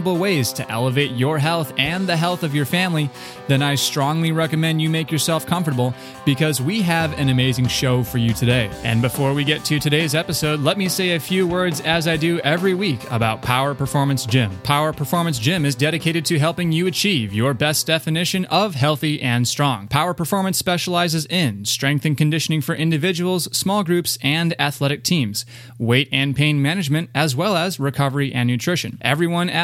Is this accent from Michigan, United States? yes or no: yes; Ann Arbor, Michigan, United States; I grew up in Ann Arbor, originally from Ann Arbor